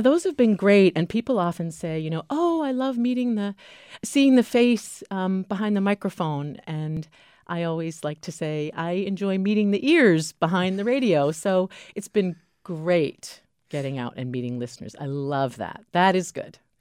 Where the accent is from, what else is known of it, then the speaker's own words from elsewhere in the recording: Keene, New Hampshire, United States; moved away as an adult; also born or lived in Washington, D.C.; most people know I'm from New Hampshire. I graduated from Keene High School